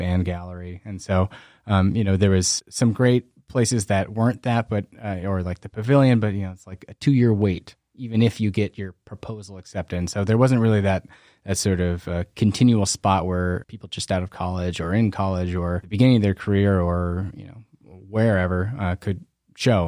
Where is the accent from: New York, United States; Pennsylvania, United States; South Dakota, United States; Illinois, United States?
South Dakota, United States; Brandon; I'm from Brandon. So I grew up in Brandon